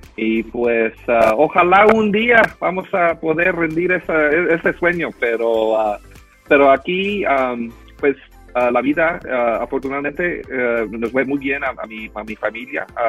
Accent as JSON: {"language": "Spanish", "town": "San Jose", "region": "California", "country": "United States", "tie": "born or raised there", "also_born_or_lived": "Guadalajara, Mexico / Los Angeles", "said": "me, me, fui a, San José, y ahí realmente es donde viví casi toda mi familia, toda mi vida"}